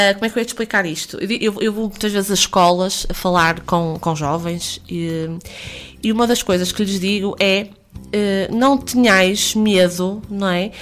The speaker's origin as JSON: {"language": "Portuguese", "town": "Porto", "region": "Norte", "country": "Portugal", "tie": "born or raised there", "said": "eu nasci no Hospital São João"}